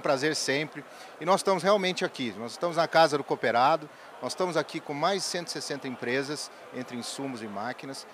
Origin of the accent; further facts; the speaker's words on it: São Sebastião do Paraíso, Minas Gerais, Brazil; sou natural de São Sebastião do Paraíso